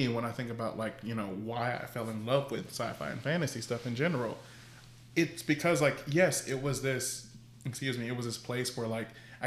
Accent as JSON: {"language": "English", "region": "Deep South", "country": "United States", "said": "we're from the Deep South"}